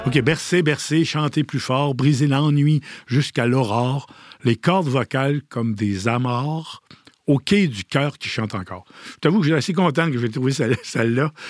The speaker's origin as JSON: {"language": "French", "town": "Petite-Vallée", "region": "Quebec", "country": "Canada", "tie": "born or raised there", "said": "je suis originaire de Petite-Vallée, né à la Longue-Pointe, même dans l'auberge de ma mère"}